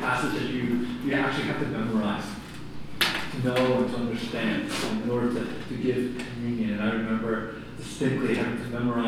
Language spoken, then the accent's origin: English; Philadelphia, Pennsylvania, United States; growing up in Philadelphia and going through the streets of North Philly